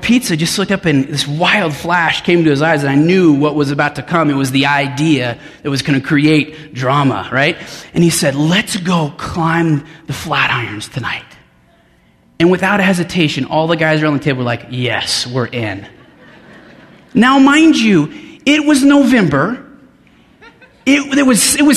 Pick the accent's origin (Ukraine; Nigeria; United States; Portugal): United States; Denver, Colorado; moved away as an adult; I grew up in Denver, and my parents live on the north side now, and we lived in just about every suburb of the west side of Denver.